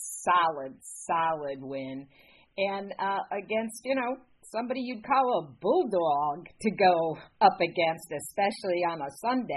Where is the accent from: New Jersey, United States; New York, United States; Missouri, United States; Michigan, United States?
New York, United States; Rochester; in my hometown, at my home course, Rochester, New York